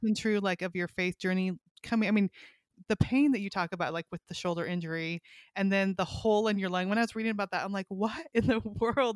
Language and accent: English; California, United States; moved away as an adult; also born or lived in Kalispell, Montana; now in Arkansas, United States; I grew up in California, then we lived in Montana